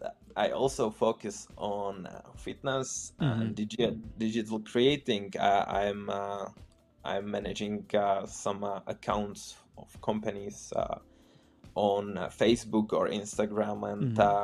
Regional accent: Czechia; first language Czech; English is a second language; moved away as an adult; now in Poland; I'm from Czech Republic and I moved to Poland.

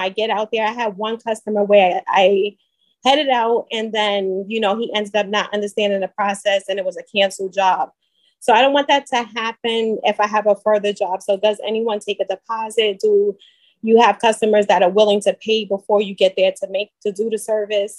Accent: New York, United States; I'm from New York. I'm a New York notary

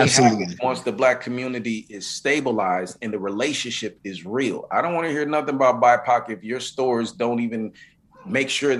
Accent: Minnesota, United States; also born or lived in Mississippi; I'm from Mississippi, you know, and I grew up in Minnesota

